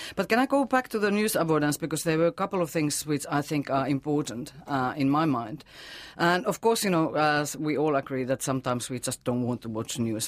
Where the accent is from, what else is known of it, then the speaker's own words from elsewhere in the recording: Finland; now in New Zealand; my home country, Finland.